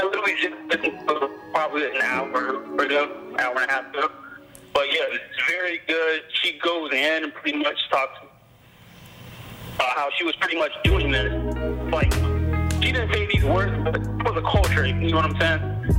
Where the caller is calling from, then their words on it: Nashville, Tennessee, United States; I'm a DJ calling from Nashville.